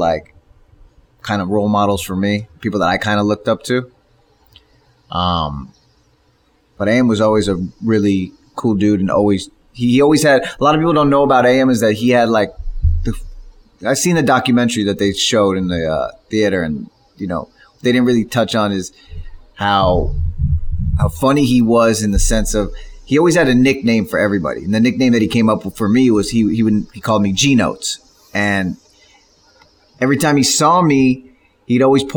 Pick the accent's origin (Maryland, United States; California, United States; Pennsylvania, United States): California, United States; Beverly Hills; I grew up in Beverly Hills on Beverly Drive, which is in the flats of Beverly Hills, between Santa Monica and Sunset.